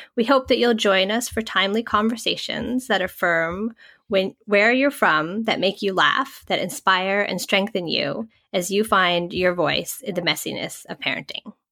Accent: Massachusetts, United States; first language English; I grew up in suburban Massachusetts

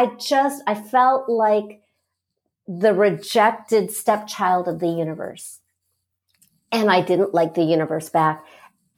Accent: Los Angeles, California, United States; I started out coaching in Los Angeles because that's my hometown

